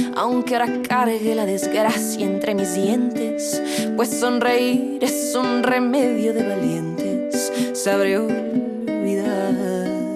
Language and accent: Spanish; Seville, Andalusia, Spain; yo, soy de Sevilla